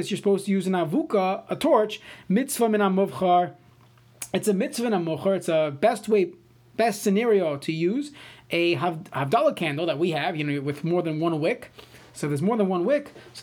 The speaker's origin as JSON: {"language": "English", "town": "New York City", "region": "New York", "country": "United States", "tie": "born or raised there", "moved": "yes", "lives_now": "St. Louis Park, United States", "said": "I grew up in Brooklyn"}